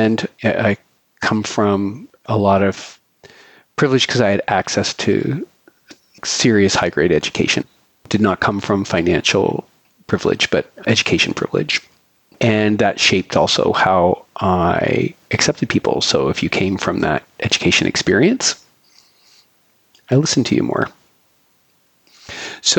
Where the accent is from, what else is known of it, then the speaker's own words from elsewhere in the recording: Canada; now in Philadelphia, United States; I am a white gay Canadian living in Philadelphia